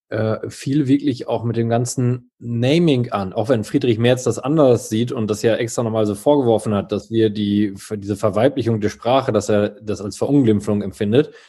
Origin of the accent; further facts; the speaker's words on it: East Germany, Germany; ich komme aus Ostdeutschland, ich habe das schon erlebt, weißt du?